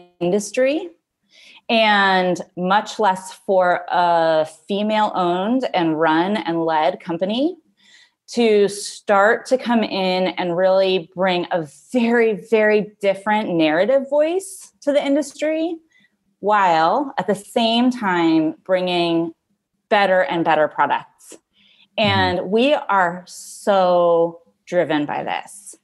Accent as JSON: {"language": "English", "region": "California", "country": "United States", "tie": "born or raised there", "moved": "yes", "said": "I grew up in California"}